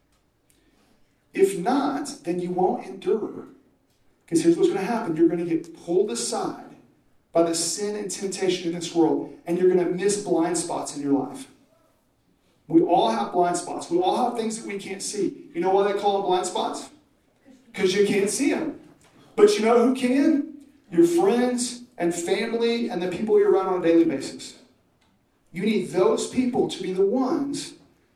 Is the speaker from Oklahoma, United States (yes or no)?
yes; Oklahoma, United States; I'm from Oklahoma.